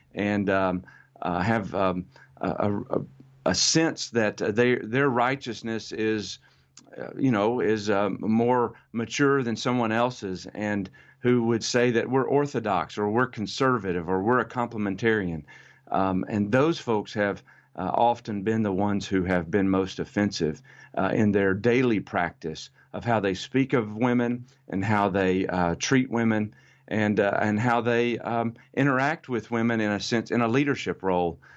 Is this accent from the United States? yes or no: yes; United States; I'm American